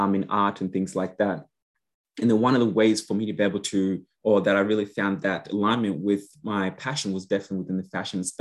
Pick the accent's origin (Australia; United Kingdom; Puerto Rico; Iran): Australia; Queensland; also born or lived in Yambio, South Sudan / Gatton / Toowoomba / Rosewood; now in Brisbane, Australia; Brisbane or Queensland, yes, is definitely where we have always lived